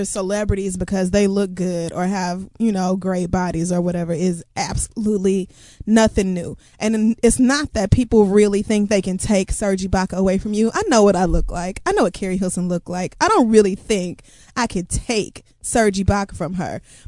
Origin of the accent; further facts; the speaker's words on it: Oklahoma, United States; I grew up in Oklahoma, so every